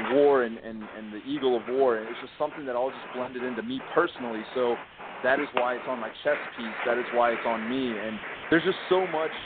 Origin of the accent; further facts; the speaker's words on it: United States; I'm Hispanic American, you know, because I was born in the United States, but my parents are both from Costa Rica.